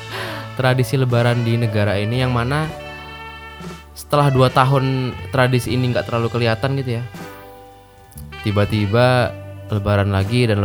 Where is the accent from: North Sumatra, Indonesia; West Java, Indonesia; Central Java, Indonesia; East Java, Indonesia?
North Sumatra, Indonesia; born there; si … ini itu tuh orang Batak Karo yang mana tempat kelahiranku di situ gitu di Batak Karo di Kabupaten Karo lebih khususnya